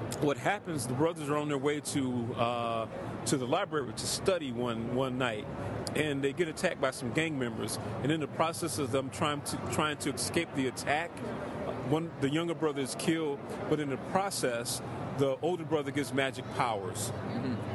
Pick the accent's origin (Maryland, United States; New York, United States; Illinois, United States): Illinois, United States; Harvey; also born or lived in Evanston, Illinois; I am from this area. I grew up in Harvey, Illinois, which is a southern suburb of Chicago